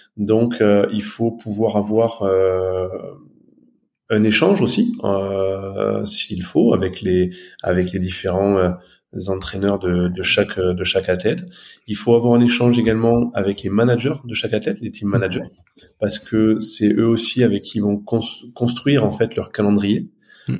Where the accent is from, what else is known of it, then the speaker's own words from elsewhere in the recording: Aveyron, Occitania, France; moved away as an adult; also born or lived in Toulouse, France / Haute-Savoie, France; now in near Annecy, France; je suis originaire de, de l'Aveyron. J'ai grandi dans l'Aveyron